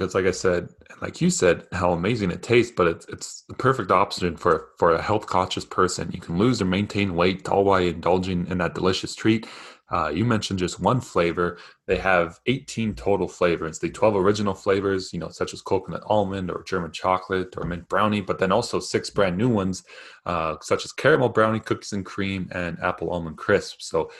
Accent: Canada; now in United States; Canadian bias that I have living in the States.

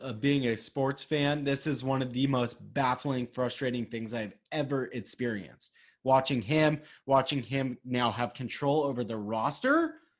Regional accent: Houston, Texas, United States; I am from Houston

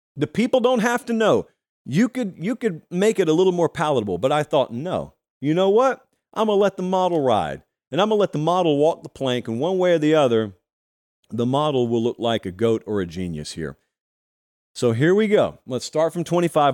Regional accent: Harris County, Georgia, United States; I grew up in Harris County, Georgia

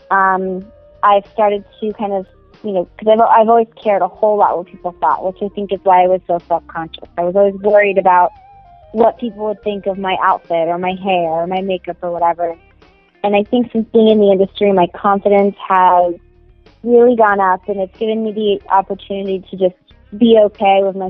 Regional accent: San Diego, California, United States; I am originally from San Diego, which is actually where I still live.

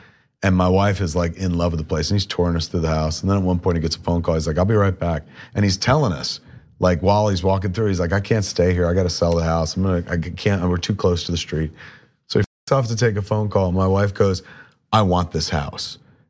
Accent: East Coast, United States; I used to listen to Stern all the time because I grew up on the East Coast.

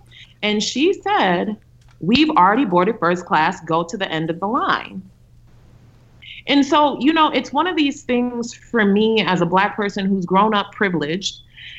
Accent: United States; born there; I was born in the United States to Ugandan immigrants. Yes, I have an American passport. Recently, I also obtained my Ugandan passport.

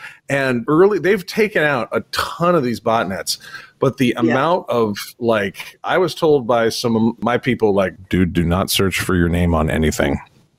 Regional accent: Vermont, United States; I'm from Vermont

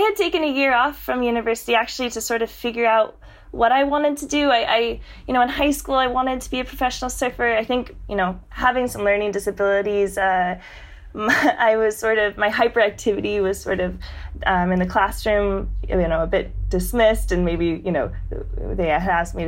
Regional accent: San Diego, California, United States; growing up in San Diego. That's San Diego, California, right along the border.

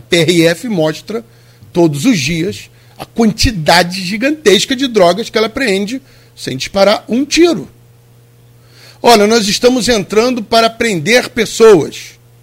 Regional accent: Rio de Janeiro, Brazil; Eu vivi minha vida inteira no Rio de Janeiro

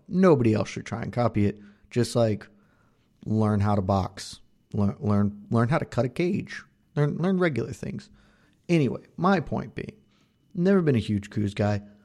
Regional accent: the South, United States; I'm from the South

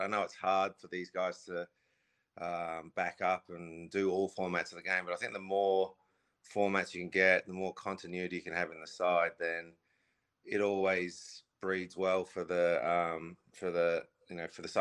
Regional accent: Australia; I grew up in Australia

